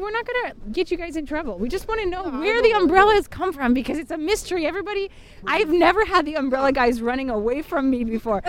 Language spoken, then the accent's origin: English; Seattle, Washington, United States; We're from Seattle